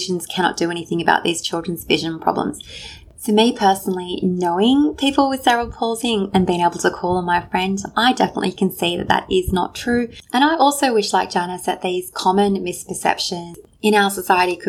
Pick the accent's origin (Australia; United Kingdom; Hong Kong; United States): Australia; Sydney, New South Wales; in Sydney, my hometown